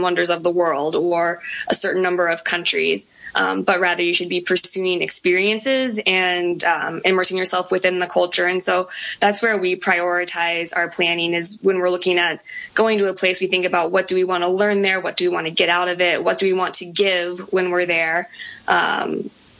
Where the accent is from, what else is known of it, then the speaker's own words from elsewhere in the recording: United States; as an American